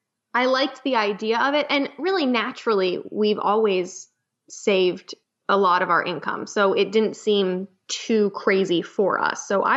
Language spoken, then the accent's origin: English; Florida, United States; And I am a true Floridian